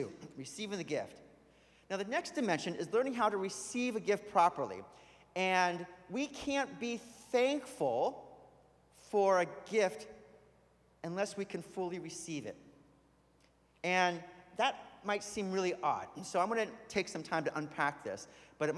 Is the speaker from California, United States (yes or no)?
yes; California, United States; moved away; I grew up in California